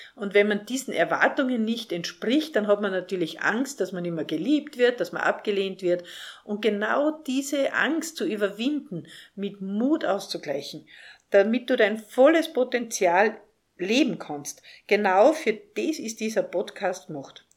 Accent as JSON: {"language": "German", "region": "Salzburg", "country": "Austria", "tie": "born or raised there", "said": "Ich bin in Salzburg aufgewachsen, in der schönen Stadt Salzburg."}